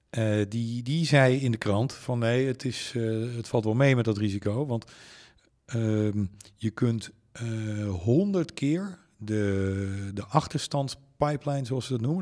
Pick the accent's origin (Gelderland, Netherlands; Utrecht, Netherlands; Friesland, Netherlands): Friesland, Netherlands; Leeuwarden; ik ben in Leeuwarden opgegroeid